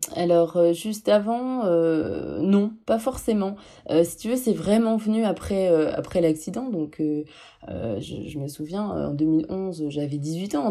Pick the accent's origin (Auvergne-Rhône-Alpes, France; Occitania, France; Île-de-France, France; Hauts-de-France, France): Hauts-de-France, France; Lille; moved away; J'arrivais pas à rester dans le nord parce que je, je suis originaire de Lille